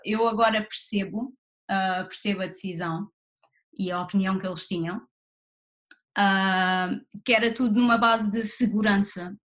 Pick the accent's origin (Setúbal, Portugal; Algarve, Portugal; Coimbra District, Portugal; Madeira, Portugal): Setúbal, Portugal; Barreiro; moved away as an adult; also born or lived in Lisbon; now in London, United Kingdom; eu nasci no Barreiro e vivi no Barreiro a minha vida toda até ir para a faculdade em Lisboa.